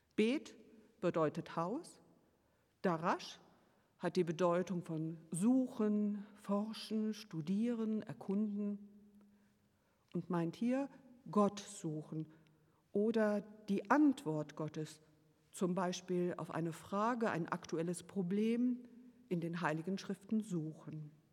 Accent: Bonn, North Rhine-Westphalia, Germany; Dort bin ich aufgewachsen, in Bonn zur Schule gegangen und habe hier auch für ein paar Semester in Bonn studiert

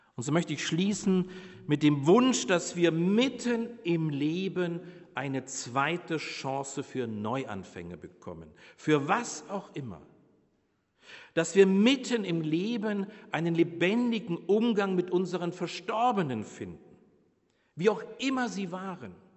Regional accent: Bavaria, Germany; moved away; Ich komme ja aus Bayern

